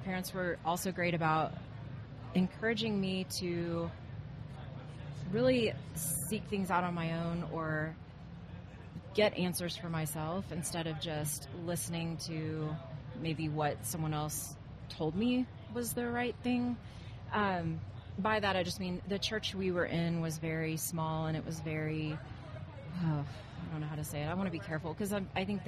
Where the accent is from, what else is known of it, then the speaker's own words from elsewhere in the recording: Arlington, Texas, United States; I grew up in Arlington, Texas. Okay. And I'm just born and raised Texas girl